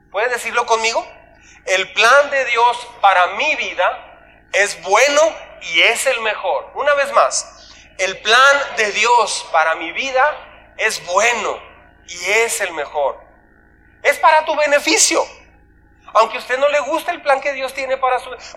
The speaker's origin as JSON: {"language": "Spanish", "town": "Ascensión", "region": "Chihuahua", "country": "Mexico", "tie": "born there", "said": "Ok, yo nací aquí en Ascensión. Digo, no, yo nací aquí."}